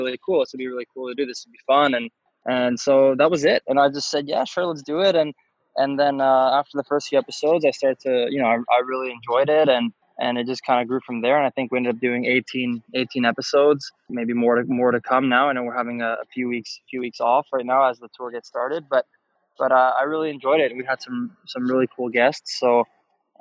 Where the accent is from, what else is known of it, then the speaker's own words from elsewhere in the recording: Canada; I'm a Canadian